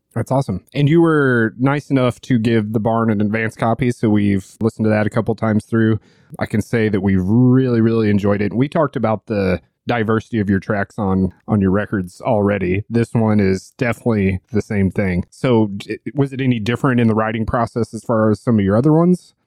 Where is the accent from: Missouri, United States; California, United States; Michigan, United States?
Missouri, United States; St. Louis; my hometown and close to where the barn is located in Saint Louis